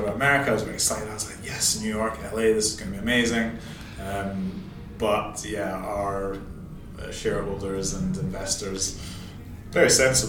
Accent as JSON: {"language": "English", "town": "Aberdeen", "region": "Scotland", "country": "United Kingdom", "tie": "born or raised there", "said": "So I'm from Aberdeen. So I grew up from Aberdeen."}